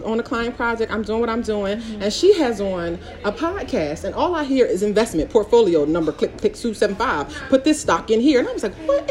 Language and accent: English; Philadelphia, Pennsylvania, United States; I'm from Philly, I'm a little hood